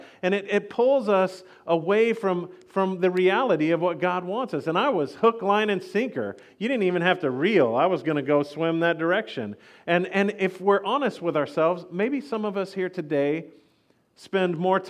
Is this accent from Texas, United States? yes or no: yes; Texas, United States; yes, that's a bolo I'm wearing because I was from Texas, and I thought I was the most awesome guy in the world.